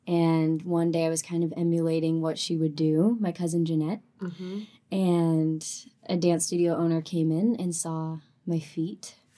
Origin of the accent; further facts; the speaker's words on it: California, United States; also born or lived in North Carolina; So, I grew up in Southern California, half Southern California, half North Carolina. We moved a lot back and forth.